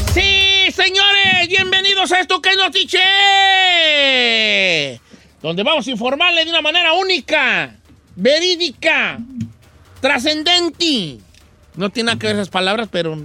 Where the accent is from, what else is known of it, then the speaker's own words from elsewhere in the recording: Mexico; Nosotros como mexicanos